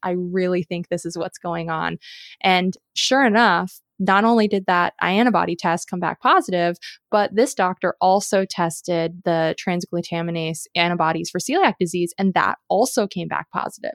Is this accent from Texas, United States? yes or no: no; Southern California, United States; also born or lived in Colorado / Seattle, Washington; now in Oregon, United States; growing up in Southern California